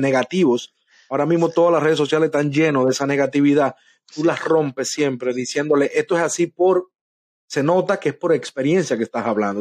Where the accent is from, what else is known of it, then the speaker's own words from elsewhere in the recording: Dominican Republic; moved away as an adult; also born or lived in New York; now in Florida, United States; yo soy de República Dominicana